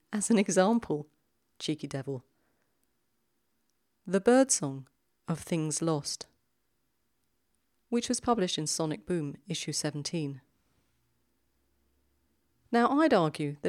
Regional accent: London, United Kingdom; accent: South London; my South London accent

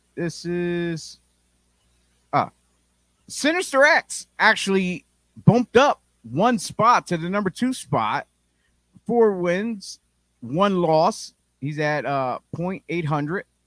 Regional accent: Philadelphia, Pennsylvania, United States; We're from Philly, effing Philly.

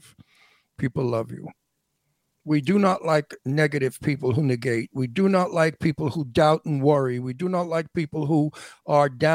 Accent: New York City, New York, United States; moved away; also born or lived in Massapequa, Long Island; I grew up in Brooklyn with all Italian wise guys and tough people

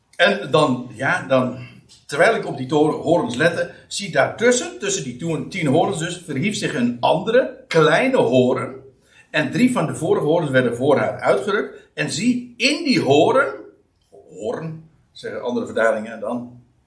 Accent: Aalsmeer, North Holland, Netherlands; Ik kom uit Aalsmeer en dat ligt vlakbij Uithoorn

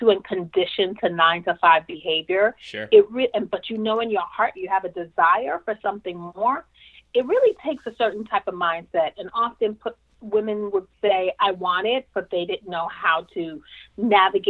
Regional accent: New York City, New York, United States; I was born and raised in Brooklyn, New York

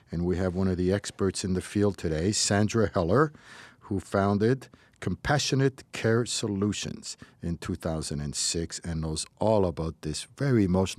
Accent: Casablanca, Casablanca-Settat, Morocco; it's funny because I was raised in Morocco, in Casablanca, and in the Sephardic community that I knew

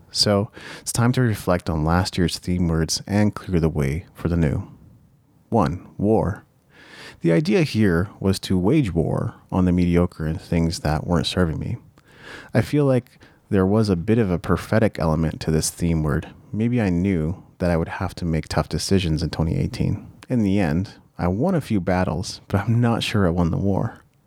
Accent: Japan; moved away; As a child, I was brought up in Japan, and that has had an irreversible impact on the way I am.

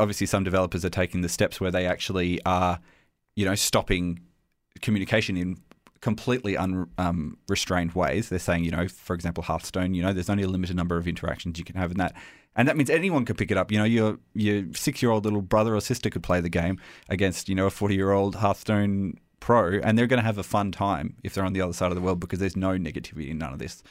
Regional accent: Australia; accent: Australian; my Australian accent.

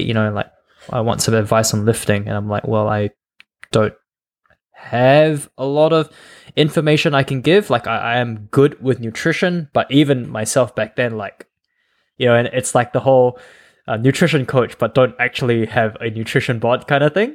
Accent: Malaysia; moved away as an adult; also born or lived in Adelaide, Australia; I was born in Malaysia, but I moved out of Malaysia, and I was basically a student in Australia, um, Adelaide.

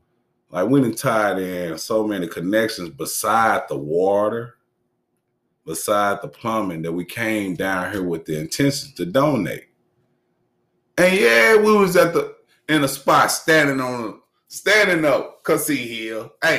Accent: Arkansas, United States; Though we from Cleveland and I'm from Arkansas and everywhere else in between that we done moved in these years.

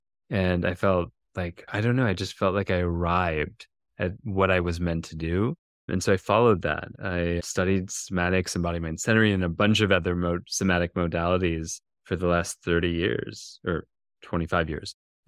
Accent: Minnesota, United States; In Minnesota.

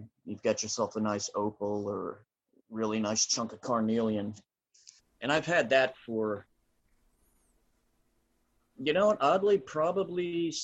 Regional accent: New Jersey, United States; I grew up in South Jersey where we learned about the Jersey Devil

